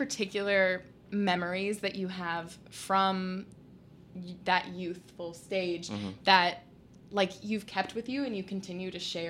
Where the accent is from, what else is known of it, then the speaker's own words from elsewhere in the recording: Indianapolis suburbs, United States; Growing up in Indiana, Indianapolis suburbs